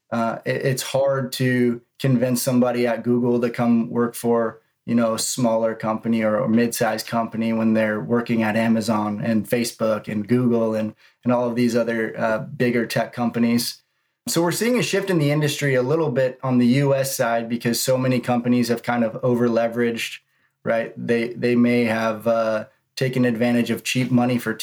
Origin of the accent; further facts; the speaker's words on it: Northern California, United States; moved away; I'm from Northern California.